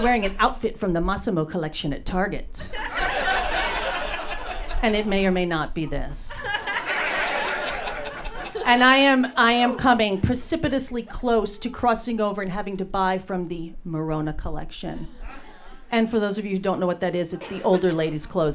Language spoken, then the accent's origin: English; New Jersey, United States; now in Los Angeles, United States; I was born and raised in New Jersey.